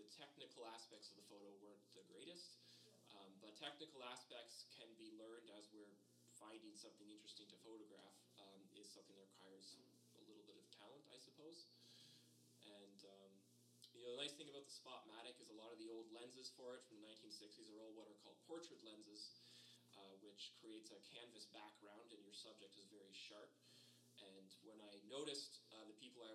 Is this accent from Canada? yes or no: yes; Acton, Ontario, Canada; moved away as an adult; also born or lived in Milton, Ontario; now in Estevan, Canada; I grew up in Acton, and after the 1987 recession, the last of the industrial employers had left the town